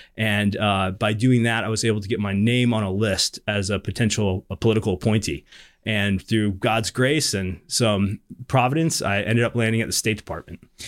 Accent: North Carolina, United States; moved away as an adult; also born or lived in Georgia; now in Washington, D.C., United States; I'm from North Carolina originally

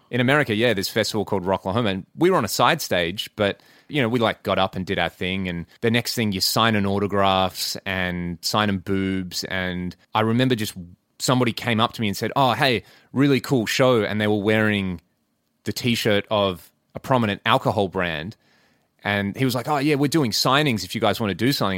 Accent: Western Australia, Australia; we're all from Western Australia

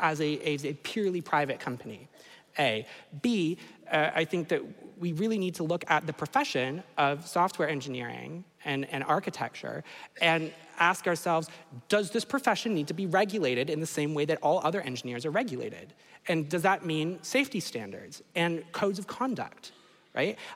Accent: Canada; I'm from Canada

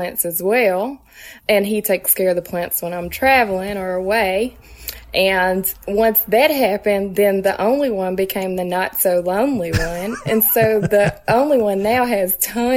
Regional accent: Tennessee, United States; moved away as an adult; now in Brooklyn, United States; I'm originally from Tennessee

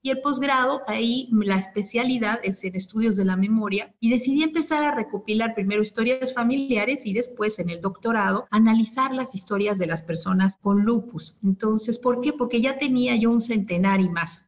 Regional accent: Mexico City, Mexico; now in Puebla, Mexico; yo estoy saludando desde Puebla, viví mucho tiempo y nací en la Ciudad de México

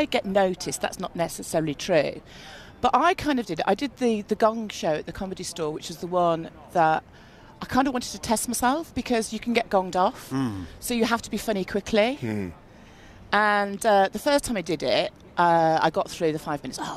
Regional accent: Birmingham, West Midlands, United Kingdom; I'm from Birmingham

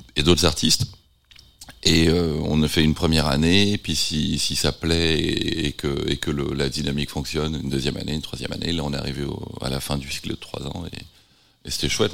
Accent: Nantes, Pays de la Loire, France; born or raised there; moved away; also born or lived in London / San Francisco

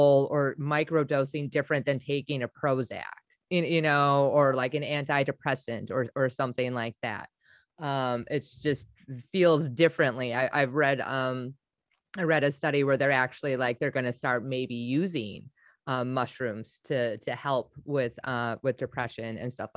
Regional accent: Wisconsin, United States; I'm from Wisconsin

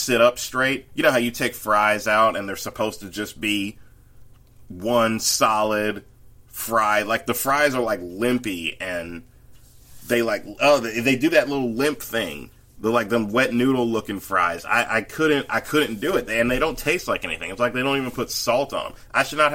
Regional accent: the South, United States; as a Southerner

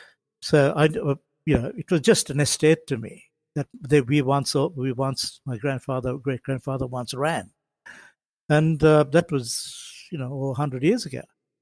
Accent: Sri Lanka; I come from Sri Lanka.

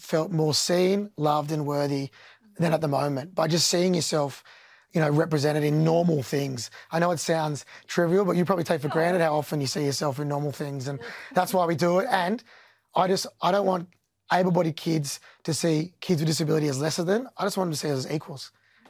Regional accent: Australia; as Australians

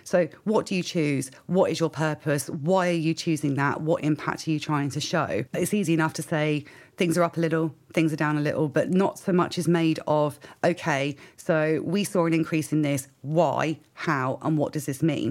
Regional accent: United Kingdom; I am British

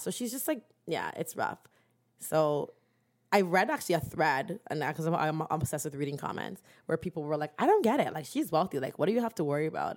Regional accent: Durham Region, Ontario, Canada; we're from Durham

